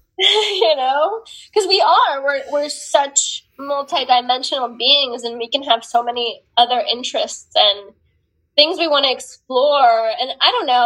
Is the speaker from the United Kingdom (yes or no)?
no; Ukraine; moved away; when I was growing up in the Ukraine